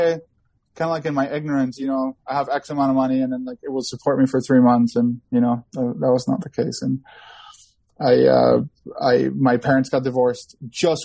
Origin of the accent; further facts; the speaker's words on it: Ecuador; now in California, United States; growing up in agriculture and growing up in Ecuador and then spending over like, you know, half of my life here in California